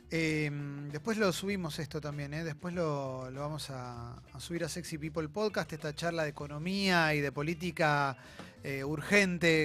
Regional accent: Argentina; somos personas que somos argentinos argentinos, argentinas

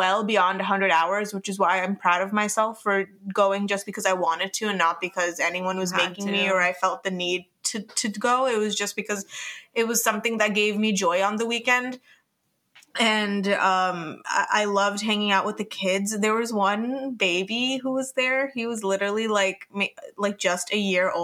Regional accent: New Jersey, United States; we're from New Jersey

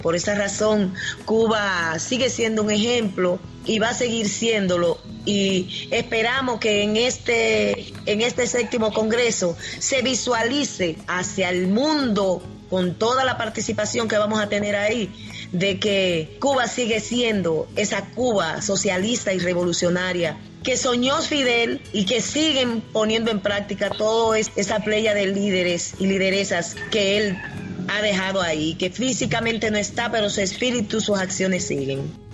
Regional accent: Dominican Republic; somos de República Dominicana.

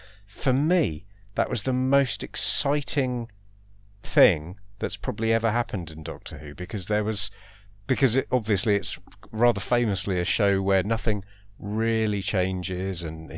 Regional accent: Colchester, East of England, United Kingdom; Then The Lodger was set in Colchester. I'm from Colchester. I'm in Colchester right now.

